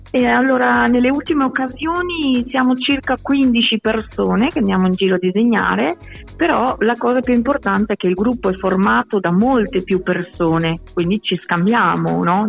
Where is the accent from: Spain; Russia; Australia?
Spain; Barcelona, Catalonia; Italian is a second language; moved away as an adult; now in Bologna, Italy; io sono di Barcellona